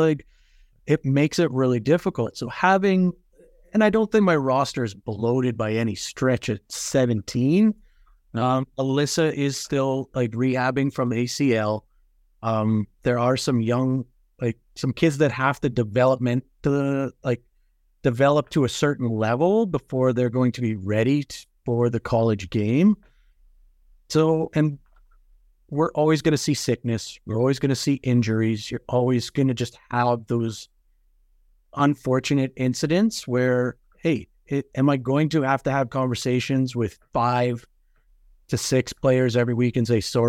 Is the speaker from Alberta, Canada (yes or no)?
yes; Edmonton, Alberta, Canada; especially often where we're going to Edmonton. I'm from Edmonton.